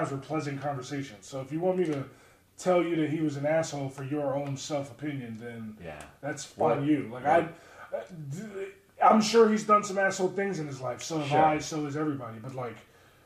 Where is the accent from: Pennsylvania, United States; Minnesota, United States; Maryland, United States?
Maryland, United States; Baltimore; born or raised there